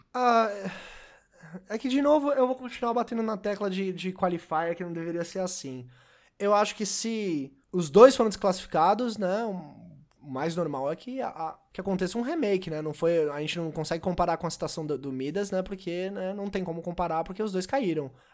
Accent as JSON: {"language": "Portuguese", "country": "Brazil", "said": "Eu, como sou brasileiro"}